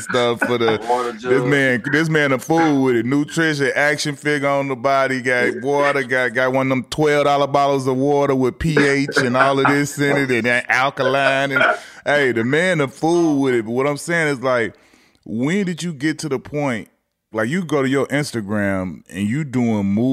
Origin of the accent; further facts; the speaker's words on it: Chicago, Illinois, United States; guys that come from Chicago and come from the neighborhoods that we come from